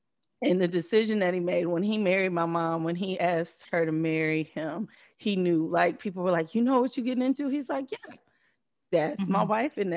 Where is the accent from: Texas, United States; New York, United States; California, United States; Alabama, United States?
Texas, United States; Houston; also born or lived in Missouri; I'm from, I was born in Missouri, raised in Texas, Houston, Texas. I'm a Southern girl